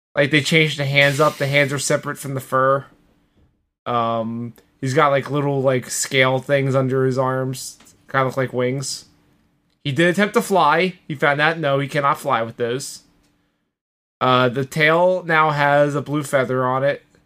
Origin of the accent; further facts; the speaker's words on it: Philadelphia, Pennsylvania, United States; I'm a Philadelphian